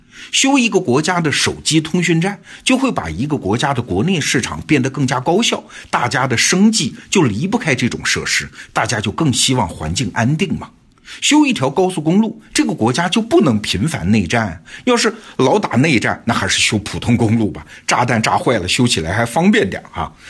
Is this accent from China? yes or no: yes; China; 我们中国人